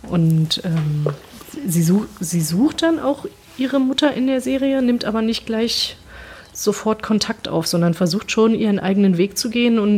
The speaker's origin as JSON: {"language": "German", "region": "New York", "country": "United States", "tie": "born there", "said": "Ich bin in New York geboren, ich bin US-Amerikaner, aber ich, ich, kann kein Englisch, irgendwie musste das erstmal lernen."}